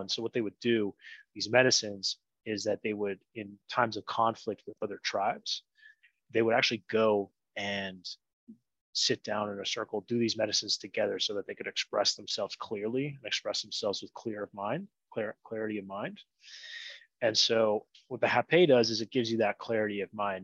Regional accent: Ottawa, Ontario, Canada; moved away as an adult; now in Medellín, Colombia; I'd grown up there until I lived in a city called Ottawa up until I was about 27

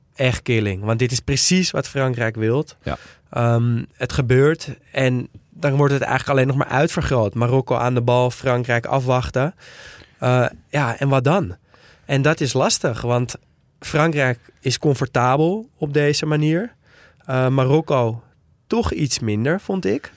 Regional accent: Netherlands; als Nederlander

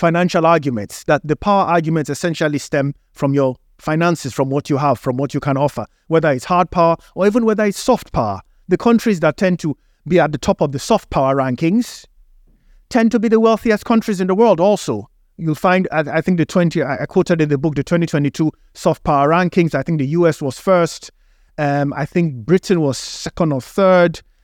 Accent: Nigeria; moved away; in Africa, where I grew up in Nigeria

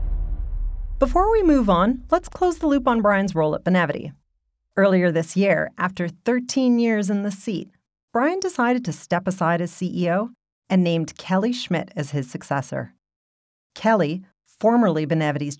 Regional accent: Canada; I was born and raised in Canada, attended post-secondary here, and have spent my entire professional career here.

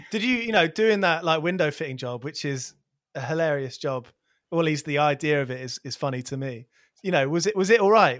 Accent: near Milton Keynes, South East England, United Kingdom; where I grew up near Milton Keynes

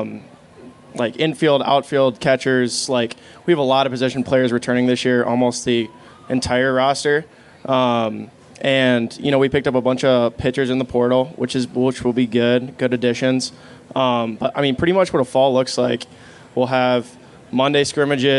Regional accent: Minneapolis, Minnesota, United States; I have home ties here. I'm from Minneapolis

